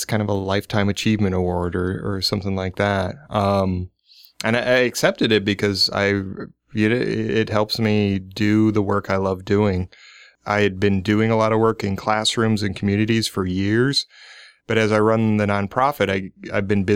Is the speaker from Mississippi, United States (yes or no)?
no; Omaha, Nebraska, United States; moved away; I'm originally from Omaha. I moved back in the 90s